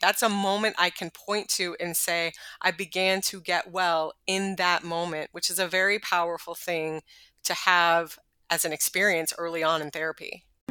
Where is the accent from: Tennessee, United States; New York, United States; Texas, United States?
Texas, United States; I'm from Texas and my parents are from the South